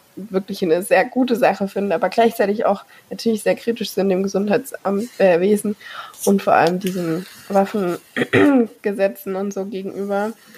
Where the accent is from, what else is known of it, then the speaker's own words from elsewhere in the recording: Germany; bei uns in Deutschland